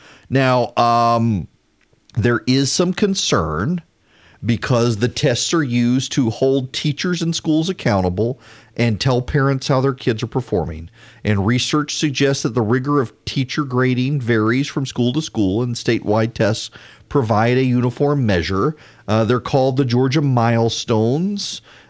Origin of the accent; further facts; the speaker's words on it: Dubai, United Arab Emirates; I grew up in Dubai. Did not grow up in this country.